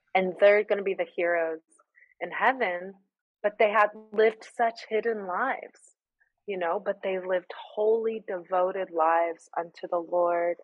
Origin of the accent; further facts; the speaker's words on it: United States; moved away as an adult; now in Greece; I'm the American who orders the Americano